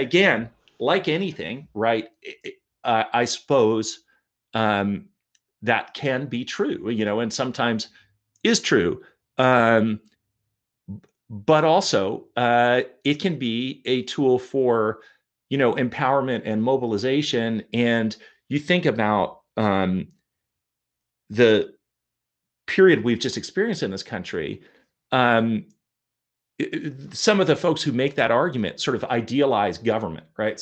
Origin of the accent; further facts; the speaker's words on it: Portland, Oregon, United States; also born or lived in Toronto, Canada; I grew up mostly in, in, well, entirely in Portland, Oregon